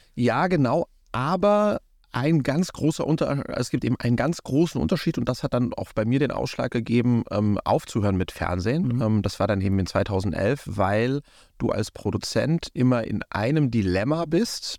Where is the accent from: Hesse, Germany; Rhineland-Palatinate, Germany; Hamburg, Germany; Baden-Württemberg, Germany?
Hesse, Germany; Wiesbaden; wir hatten bei uns in Wiesbaden um die Ecke